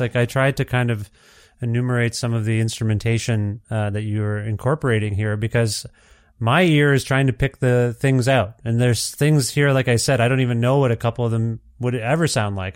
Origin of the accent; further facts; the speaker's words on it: Ontario, Canada; I'm from Ontario originally